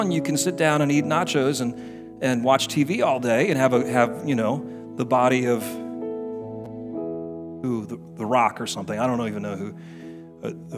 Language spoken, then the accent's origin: English; United States; I'm American